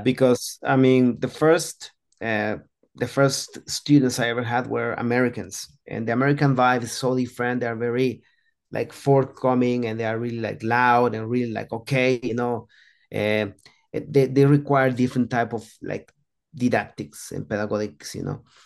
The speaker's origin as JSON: {"language": "English", "town": "Antigua Guatemala", "region": "Sacatepéquez", "country": "Guatemala", "tie": "born or raised there", "said": "I was born in Guatemala, as, as you, you know already, in a small city called Antigua"}